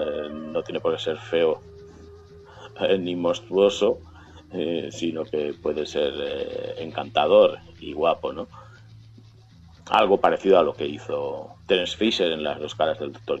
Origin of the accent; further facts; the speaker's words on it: Valencia, Valencian Community, Spain; aquí en Valencia, mi ciudad natal